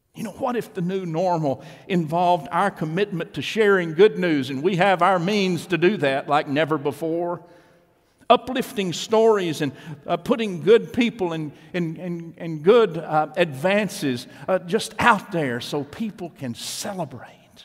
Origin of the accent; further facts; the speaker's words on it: East Texas, United States; my hometown in East Texas